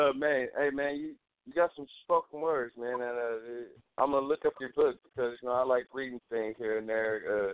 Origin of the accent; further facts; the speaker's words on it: Sacramento, California, United States; I'm from Del Paso Heights.